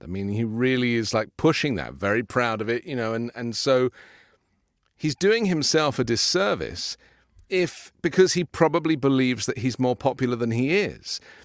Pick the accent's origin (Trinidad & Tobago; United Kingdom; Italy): United Kingdom; now in United States; I'm a British